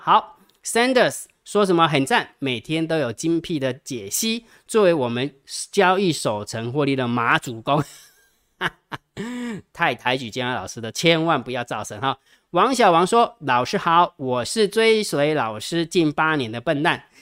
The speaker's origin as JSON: {"language": "Chinese", "town": "Jiadong", "region": "Pingtung County", "country": "Taiwan", "tie": "born or raised there", "said": "出生在屏东嘉东石光县啊"}